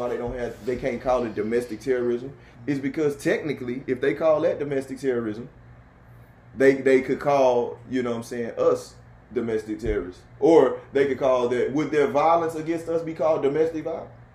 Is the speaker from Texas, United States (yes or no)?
yes; Houston, Texas, United States; now in Virginia, United States; Live in Virginia, but my hometown is Texas.